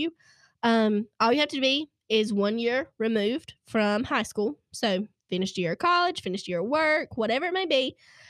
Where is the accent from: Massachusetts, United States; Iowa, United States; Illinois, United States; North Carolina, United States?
North Carolina, United States; Rutherford County; I'm actually from Rutherford County, North Carolina.